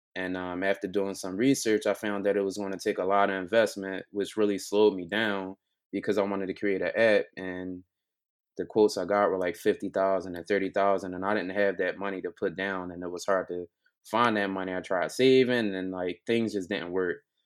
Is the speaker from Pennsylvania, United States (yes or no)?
yes; Philadelphia, Pennsylvania, United States; I'm from Philly, born and raised